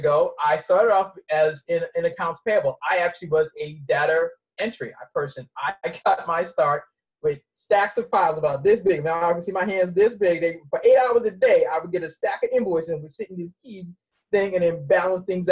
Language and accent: English; Boston, Massachusetts, United States; also born or lived in Mount Olive, North Carolina; I was raised in Boston and spent my summers in North Carolina